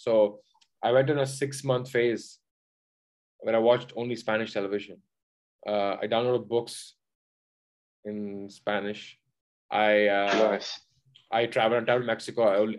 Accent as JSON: {"language": "English", "country": "Oman", "tie": "born or raised there", "said": "I grew up in Oman, right? So I spoke English and wrote English and read English everywhere. I spoke only Tamil at home, so I never read and write it."}